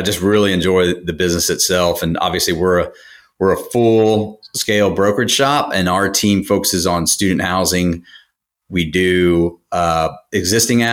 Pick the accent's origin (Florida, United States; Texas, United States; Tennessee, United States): Texas, United States; College Station; I'm from College Station and started buying properties